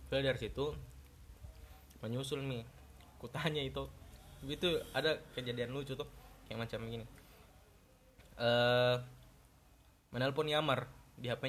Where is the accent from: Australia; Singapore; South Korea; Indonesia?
Indonesia; Sinjai, South Sulawesi; also born or lived in Selayar; ndak ciga saya orang Sinjai tapi lama kak di selayar